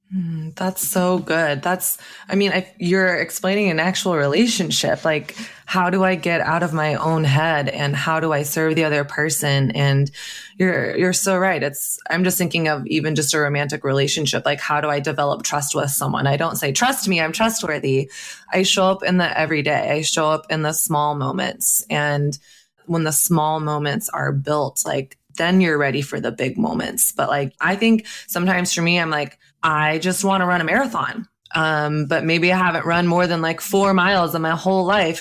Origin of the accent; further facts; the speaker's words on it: Texas, United States; I grew up in Texas actually